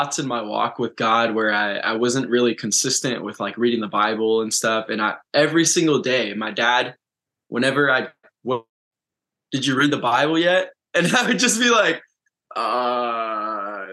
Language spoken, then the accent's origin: English; Orange County, Southern California, United States; I have always lived and I grew up in Southern California. That's Orange County